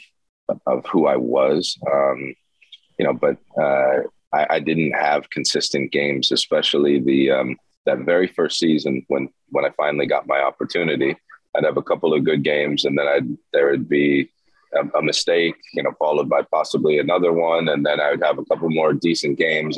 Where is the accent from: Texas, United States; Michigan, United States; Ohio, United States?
Ohio, United States; moved away as an adult; also born or lived in Denmark / Turkey / Liverpool, England; in my hometown, or home state, I should say, hometown didn't have a team, but home state of Columbus